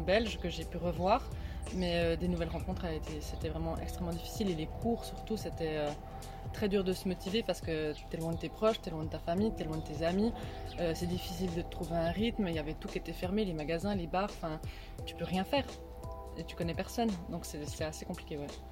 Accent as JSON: {"language": "French", "region": "Neuchâtel", "country": "Switzerland", "tie": "born or raised there", "moved": "as an adult", "lives_now": "Brussels, Belgium", "said": "je suis née à Neuchâtel, j'ai vécu à Neuchâtel et toute ma vie a été basée sur Neuchâtel."}